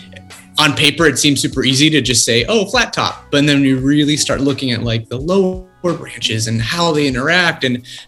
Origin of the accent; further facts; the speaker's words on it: West Palm Beach, Florida, United States; And I grew up in Florida. I grew up in West Palm Beach